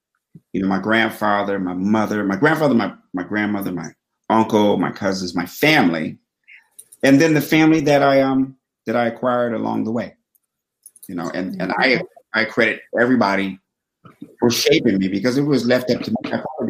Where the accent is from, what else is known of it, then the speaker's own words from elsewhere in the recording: Fort Collins, Colorado, United States; also born or lived in Washington, D.C. / Mississippi; In the 60s was where I was found. And then I was raised in Fort Collins, Colorado and Washington, D.C.